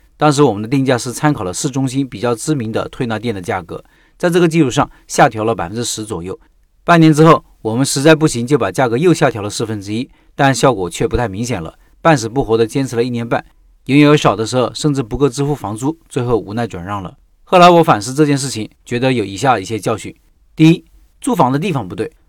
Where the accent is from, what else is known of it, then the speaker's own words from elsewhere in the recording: Hubei, China; moved away as an adult; 我家在湖北的一个四线小城